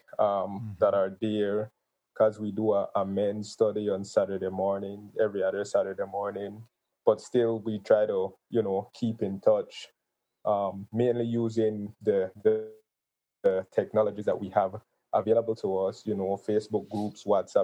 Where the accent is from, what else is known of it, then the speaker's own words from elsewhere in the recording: Gales Point, Belize District, Belize; moved away as an adult; now in Belize City, Belize; Gales Point is where I was raised. So that's my hometown